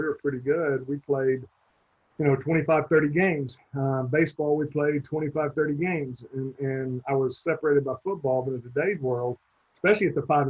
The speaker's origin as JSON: {"language": "English", "town": "Albertville", "region": "Alabama", "country": "United States", "tie": "born or raised there", "also_born_or_lived": "Fort Rucker, Alabama / Cleveland, Georgia", "moved": "as an adult", "lives_now": "Texas, United States", "said": "Left there, went to Albertville, Alabama. And that's where I grew up, was in Albertville, Alabama. So I spent, I was there from the time I was 7 years old. I was 18 when I left chasing baseball."}